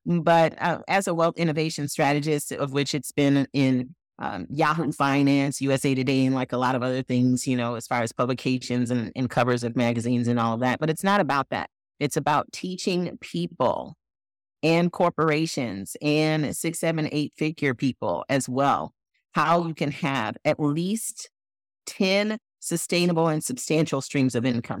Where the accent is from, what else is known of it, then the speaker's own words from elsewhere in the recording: Flint, Michigan, United States; I was born in Flint, Michigan, and my parents raised both my brother